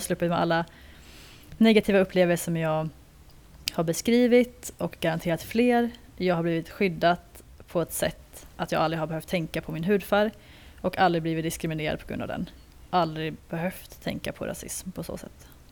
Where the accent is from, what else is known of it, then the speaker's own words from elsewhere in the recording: Sweden; jag är ju andra generationens invandrare till Sverige